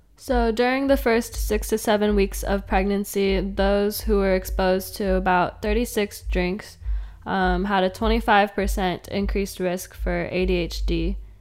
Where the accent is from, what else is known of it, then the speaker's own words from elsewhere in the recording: Fresno, California, United States; moved away as an adult; now in Long Beach, United States; I grew up in Fresno and North Fresno, to be specific